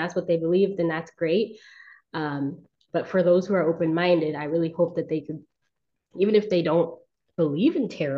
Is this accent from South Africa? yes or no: no; Southern California, United States; I'm from California. I've been in California for most of my life. I've moved, you know, every now and again, but for the most part, I've been from Southern California